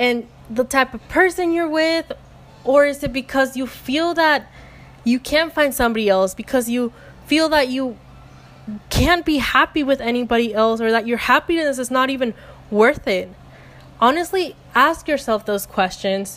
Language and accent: English; Mexico; I'm from Mexico